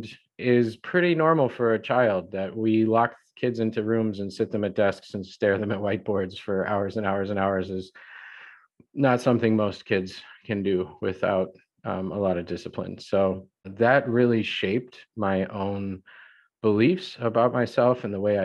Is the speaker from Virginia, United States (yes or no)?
no; the Midwest outside Chicago, Illinois, United States; I grew up in the Midwest outside Chicago